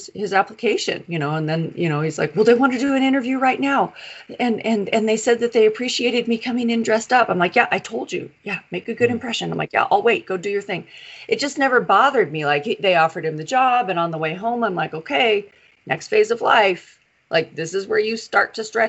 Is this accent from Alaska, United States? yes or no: yes; Alaska, United States; we're from Alaska. And so in Alaska at the time, when my son turned 14, you were able to get jobs at 14.